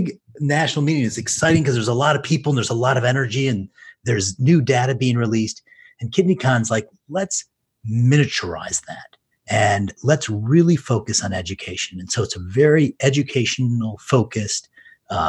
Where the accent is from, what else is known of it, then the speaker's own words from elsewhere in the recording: Detroit, Michigan, United States; I was born and raised in Detroit.